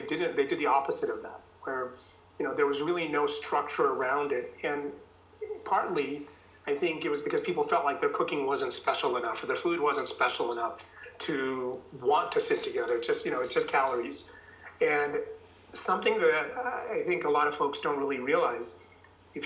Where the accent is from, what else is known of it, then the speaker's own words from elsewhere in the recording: United States; also born or lived in India; I came to the U.S. when I was 10 from India